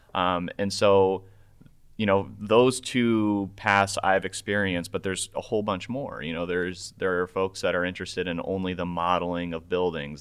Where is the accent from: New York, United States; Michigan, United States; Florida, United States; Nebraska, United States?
Nebraska, United States; Omaha; moved away; I grew up in uh, in Nebraska, uh, precisely nice. Omaha, Nebraska